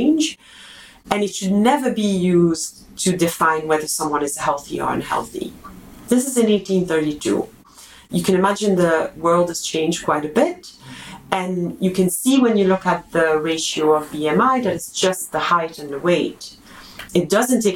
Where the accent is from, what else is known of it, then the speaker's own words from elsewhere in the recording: Belgium; I'm from Belgium